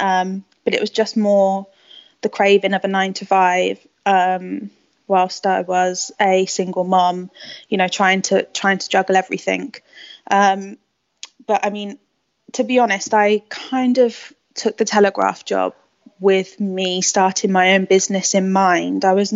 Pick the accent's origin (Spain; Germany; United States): Spain; also born or lived in England; So I grew up in Spain. I moved to Spain, well, my parents moved me to Spain when I was 8, and I was chucked into a Spanish school and kind of picked up the language really quickly.